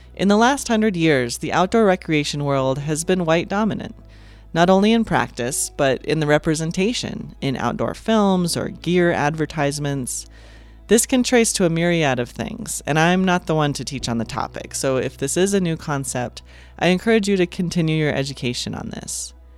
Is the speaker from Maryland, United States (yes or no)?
no; Montana, United States; I grew up in Montana